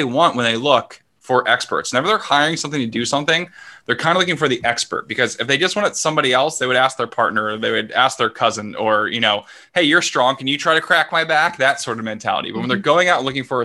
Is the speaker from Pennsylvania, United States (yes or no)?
yes; Philadelphia, Pennsylvania, United States; moved away as an adult; now in Vancouver, Canada; I'm from Philadelphia.